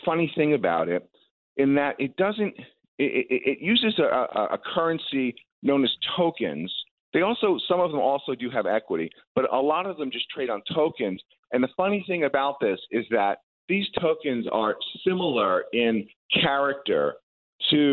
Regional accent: Long Island, New York, United States; moved away as an adult; also born or lived in Silicon Valley; I grew up on Long Island

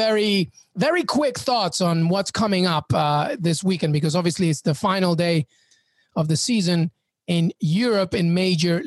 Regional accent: England, United Kingdom; Growing up in England

